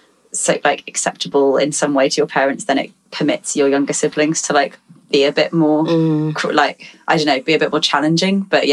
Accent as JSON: {"language": "English", "region": "London", "country": "United Kingdom", "tie": "born or raised there", "said": "growing up in Lewisham, where there, like, it was a really multicultural space."}